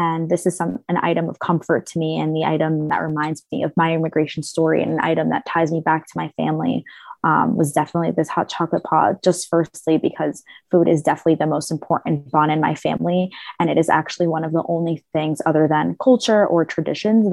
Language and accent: English; New York, United States; New York, which is where I was born and raised, and that's where we still currently are today